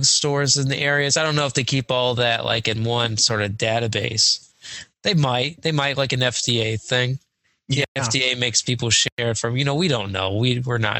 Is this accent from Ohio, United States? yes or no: yes; Celina, Ohio, United States; born or raised there